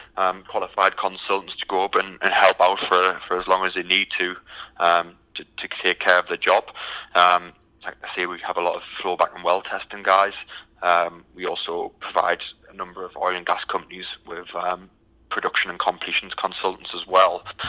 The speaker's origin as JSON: {"language": "English", "country": "United Kingdom", "moved": "as an adult", "lives_now": "Houston, United States", "said": "originally, I'm, um, as you can tell by the accent, I'm from the from the UK"}